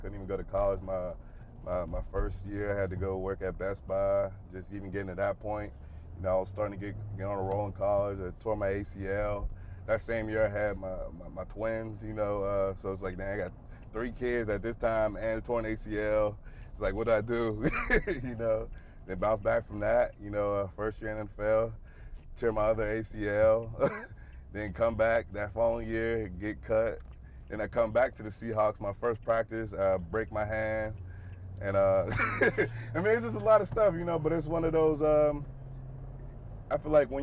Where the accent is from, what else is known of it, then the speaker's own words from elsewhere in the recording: Pittsburgh, Pennsylvania, United States; moved away; I grew up a Steelers fan. I'm from Pittsburgh